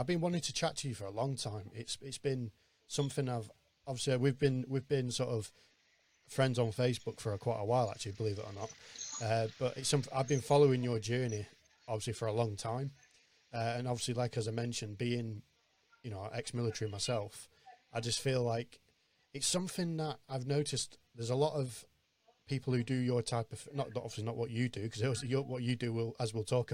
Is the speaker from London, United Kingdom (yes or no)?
no; Lancashire, North West England, United Kingdom; me being a Lancashire lad